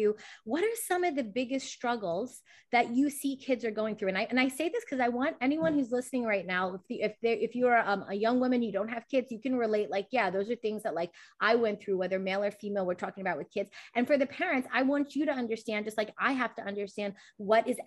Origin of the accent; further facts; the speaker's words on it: United States; I'm from the West, I'm here in the US